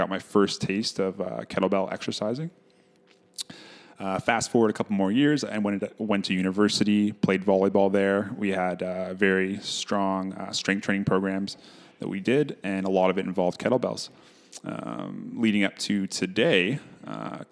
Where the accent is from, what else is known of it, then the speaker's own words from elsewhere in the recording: Ottawa, Ontario, Canada; moved away as an adult; now in Winnipeg, Canada; So I grew up in Ottawa, Ontario. I recently moved to Winnipeg about 3 years ago